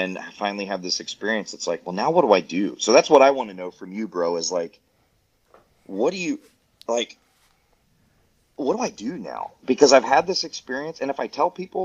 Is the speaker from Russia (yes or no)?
no; Waverly, Tennessee, United States; moved away; where I grew up in Backwoods, Tennessee, Waverly, Tennessee